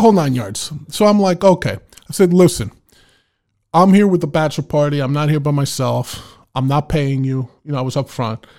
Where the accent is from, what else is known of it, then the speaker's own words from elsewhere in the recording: New York City, New York, United States; moved away; I was from the Bronx. Anything east of Manhattan was Long Island to me